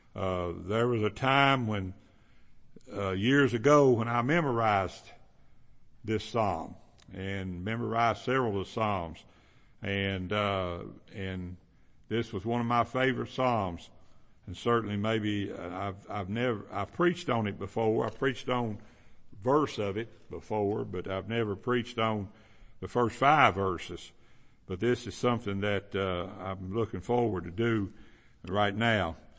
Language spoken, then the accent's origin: English; Kentucky, United States; where I grew up in Kentucky, there's a lot of them.